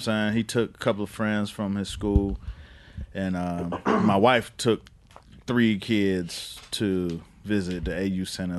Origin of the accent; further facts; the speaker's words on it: Miami, Florida, United States; I'm from Miami